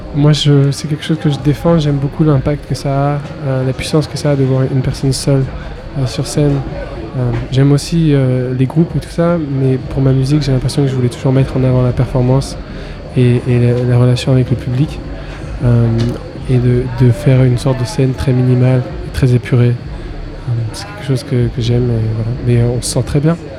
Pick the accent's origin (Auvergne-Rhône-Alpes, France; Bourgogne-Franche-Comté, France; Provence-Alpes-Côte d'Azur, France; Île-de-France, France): Île-de-France, France; Paris; moved away as an adult; also born or lived in Berlin / Los Angeles; je viens de Paris à la base, j'ai grandi à Paris